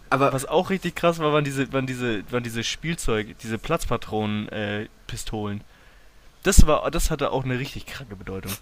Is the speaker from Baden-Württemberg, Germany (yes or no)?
no; Hamburg, Germany; now in Lübeck, Germany; dass ich aus der Nähe von Hamburg komme. Also ich komme ja nicht ursprünglich aus Lübeck